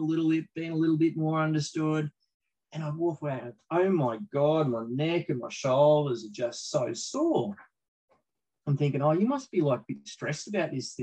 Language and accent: English; Australia; as an Aussie bloke